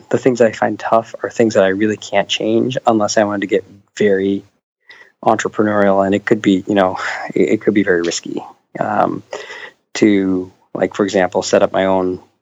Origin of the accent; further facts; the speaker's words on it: Buffalo, New York, United States; moved away; also born or lived in Philadelphia / Atlanta; I grew up in Buffalo